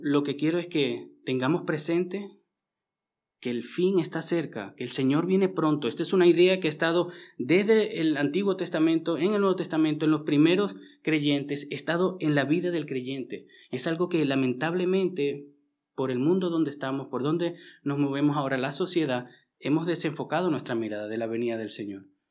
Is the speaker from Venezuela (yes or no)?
yes; Venezuela; also born or lived in Austria; now in Vienna, Austria; yo que vengo de Venezuela